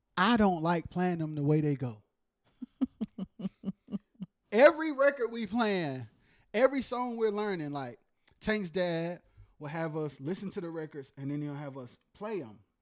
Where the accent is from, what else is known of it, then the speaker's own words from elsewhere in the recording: Goldsboro, North Carolina, United States; also born or lived in Wilson, North Carolina; I spent most of my, um, childhood, like, in, like, Wayne County, Goldsboro, Pikeville